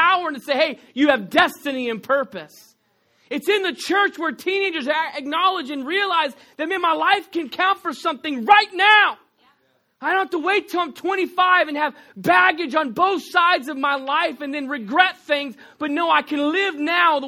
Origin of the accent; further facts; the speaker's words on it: Texas, United States; accent: Texan; I am from Texas